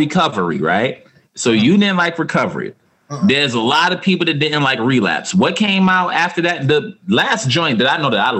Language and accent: English; New York City, New York, United States; I'm from Harlem, fam.